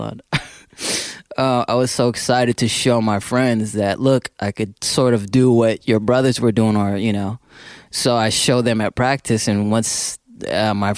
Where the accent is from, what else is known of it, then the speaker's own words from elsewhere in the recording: San Francisco, California, United States; I grew up here in San Francisco